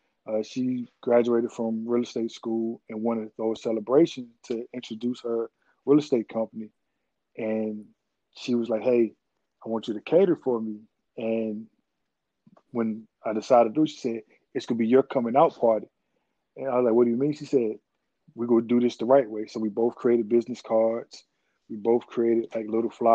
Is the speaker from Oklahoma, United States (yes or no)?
no; Henderson, North Carolina, United States; moved away as an adult; now in District Heights, United States; I'm originally from Henderson, North Carolina.